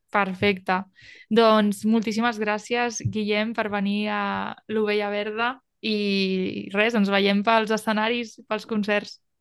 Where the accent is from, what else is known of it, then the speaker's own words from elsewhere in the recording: Tarragona, Catalonia, Spain; No soc de Valls, soc de Tarragona, però és el que em queda més a prop